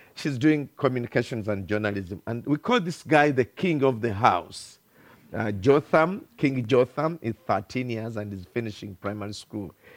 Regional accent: Uganda; English is a second language; I come from Uganda, thousands of kilometers from here

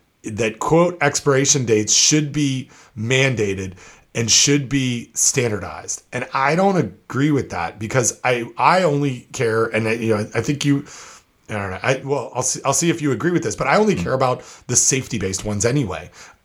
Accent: New York, United States; In my home state of New York, there are laws about labels, but the standards don't mention dates at all.

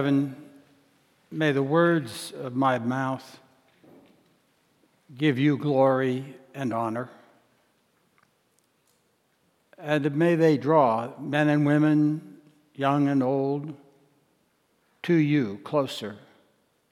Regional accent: Washington, District of Columbia, United States; moved away as an adult; also born or lived in northeastern Montana; having grown up in the nation's capital in an urban, suburban setting

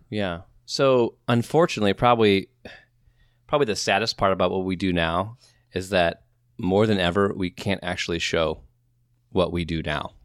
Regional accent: Midwest, United States; we're from the Midwest

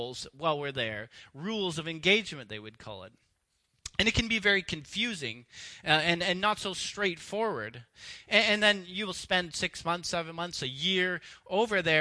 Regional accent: Canada; I grew up in Canada and was raised here in a free and rich and safe society

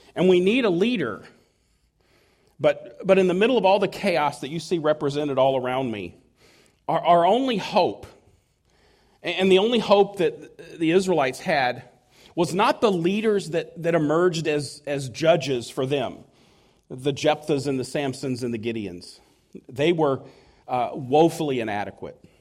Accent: United States; I could not have been more proud to have been an American.

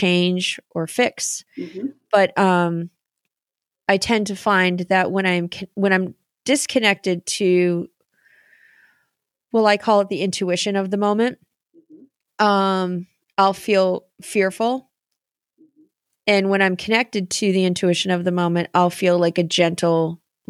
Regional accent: Boston, Massachusetts, United States; Those of us from Boston

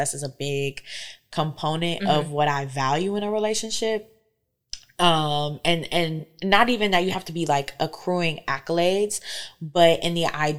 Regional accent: Fayetteville, North Carolina, United States; moved away as an adult; now in Detroit, United States; I'm from Fayetteville, North Carolina.

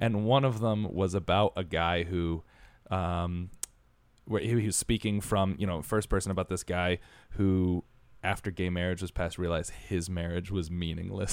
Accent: Connecticut, United States; now in New York, United States; I was raised in Connecticut

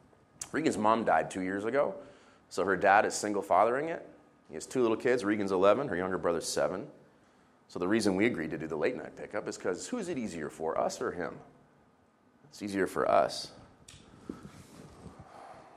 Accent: Israel; I was growing up in the Middle East

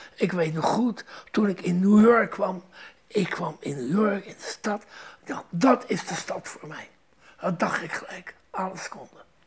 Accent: Rotterdam, South Holland, Netherlands; moved away; Ik ben Rotterdammer

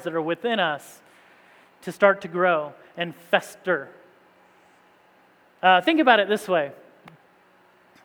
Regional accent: Indiana, United States; moved away as an adult; also born or lived in East Tennessee; growing up in Indiana

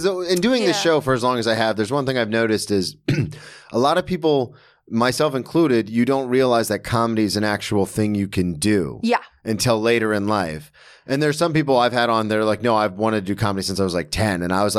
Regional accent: Florida, United States; Because I'm from Florida and the University of Florida is the most respected public school.

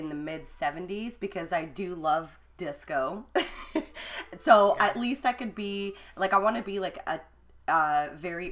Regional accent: Alberta, Canada; I grew up in Alberta.

